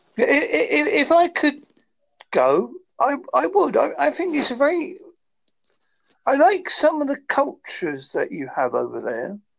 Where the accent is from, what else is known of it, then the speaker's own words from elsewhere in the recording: Holsworthy, South West England, United Kingdom; I am from Holsworthy, in Devon, United Kingdom.